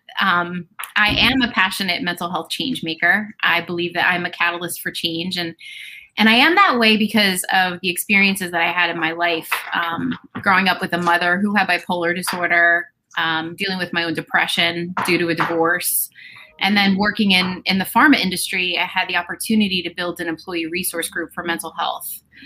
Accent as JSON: {"language": "English", "region": "New Jersey", "country": "United States", "tie": "born or raised there", "moved": "yes", "said": "I am, you know, and after my divorce, I moved back to my hometown. So I am living in my hometown where I grew up"}